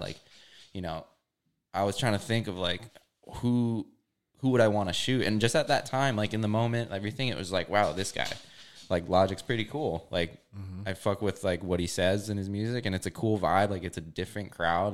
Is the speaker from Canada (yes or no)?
no; Hawaii, United States; moved away as an adult; also born or lived in California; I'm from Hawaii